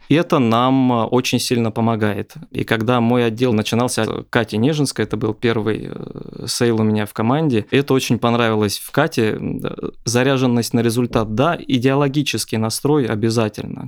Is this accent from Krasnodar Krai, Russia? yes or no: no; Lipetsk, Lipetsk Oblast, Russia; moved away as an adult; now in Moscow, Russia; Я родом из Липецка, отучился в техническом университете, успешно поиграл в КВН потом поехал покорять Москву